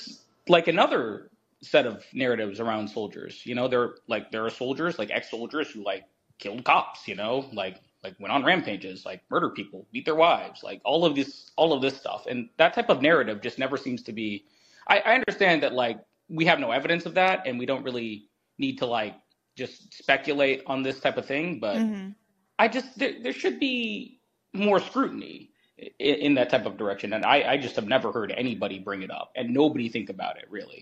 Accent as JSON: {"language": "English", "region": "Eastern Kentucky", "country": "United States", "said": "I'm from Kentucky, Eastern Kentucky."}